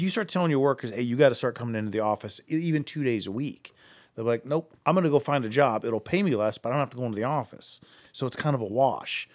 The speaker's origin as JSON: {"language": "English", "town": "Akron", "region": "Ohio", "country": "United States", "lives_now": "Cleveland, United States", "said": "I'm from Akron"}